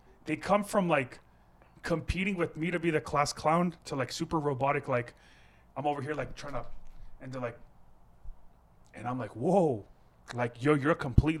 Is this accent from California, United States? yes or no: yes; California, United States; From Fresno, California. I am from the 209.